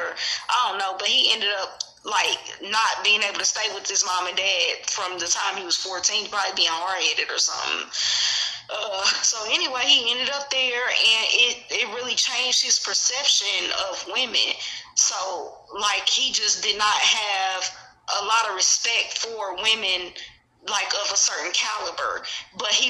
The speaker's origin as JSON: {"language": "English", "town": "Kansas City", "region": "Missouri", "country": "United States", "said": "I'm from Kansas City. So we had our projects was called Shoto, Wayne Minor, TV Watkins"}